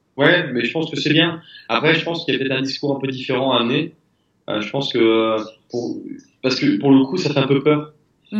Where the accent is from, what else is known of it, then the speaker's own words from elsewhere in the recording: France; on est français.